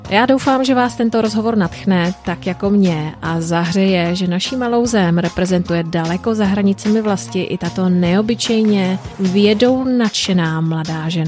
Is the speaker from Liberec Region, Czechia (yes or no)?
yes; Česká Lípa, Liberec Region, Czechia; moved away as an adult; now in Santiago, Chile; já jsem z České Lípy